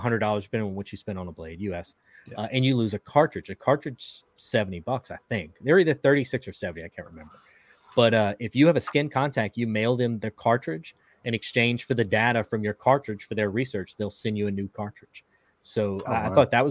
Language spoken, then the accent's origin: English; Louisiana, United States; now in Texas, United States; I'm in Texas now, but I grew up in Louisiana